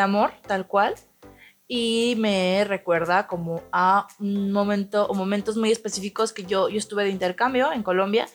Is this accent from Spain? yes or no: no; Tepic, Nayarit, Mexico; aquí nosotros somos de Tepic Nayarit